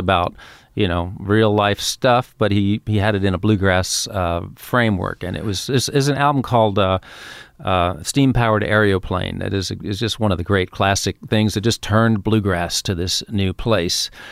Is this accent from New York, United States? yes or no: yes; New York City, New York, United States; also born or lived in Queens; I grew up in Manhattan